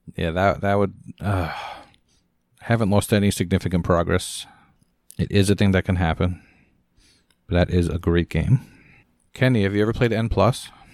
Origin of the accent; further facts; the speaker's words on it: Scotland, United Kingdom; I'm Scottish